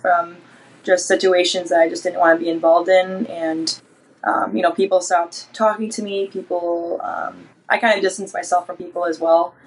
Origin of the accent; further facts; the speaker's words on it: Detroit, Michigan, United States; I'm from the Detroit area